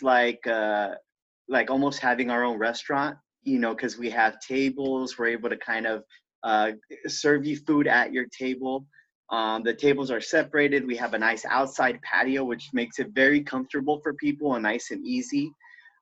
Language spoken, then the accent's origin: English; Santa Monica, California, United States; moved away as an adult; also born or lived in San Pedro, Los Angeles; I was originally born and raised in Santa Monica